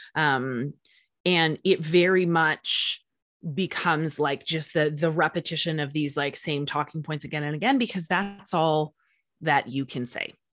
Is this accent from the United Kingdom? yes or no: no; Canada; I am from Canada